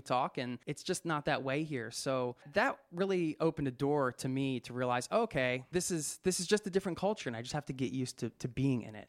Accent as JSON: {"language": "English", "area": "outside of Philadelphia", "region": "Pennsylvania", "country": "United States", "tie": "born or raised there", "also_born_or_lived": "Boulder, Colorado", "moved": "yes", "lives_now": "Oslo, Norway", "said": "When you're born outside of Philadelphia"}